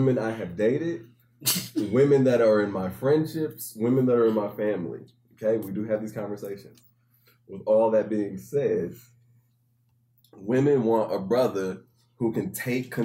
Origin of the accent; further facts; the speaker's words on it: Indianapolis, Indiana, United States; also born or lived in Ellenville, New York; I was born in upstate New York, a small town called Ellenville. But I grew up in Indianapolis, Indiana